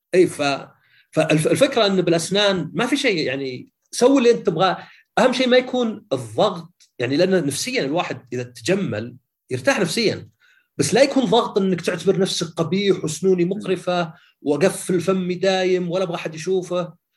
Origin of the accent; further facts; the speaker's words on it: Saudi Arabia; عندنا في السعوديه